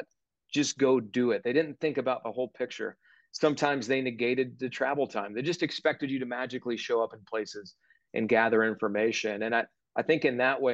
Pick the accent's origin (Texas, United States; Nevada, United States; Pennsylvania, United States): Pennsylvania, United States; Johnstown; moved away; the NBC station back in my hometown